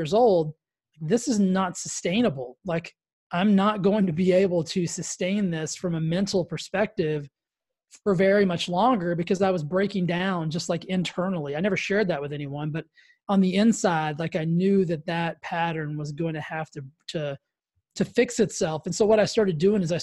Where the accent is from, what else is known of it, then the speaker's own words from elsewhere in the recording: Texas, United States; I grew up in Texas, so I grew up in like the Baptist church capital of the world.